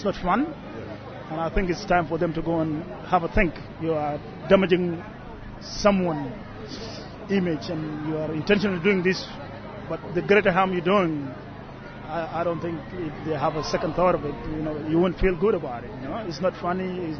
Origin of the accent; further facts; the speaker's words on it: Australia; Like, you know, we're all Australian. That's what counts. We're all Australian.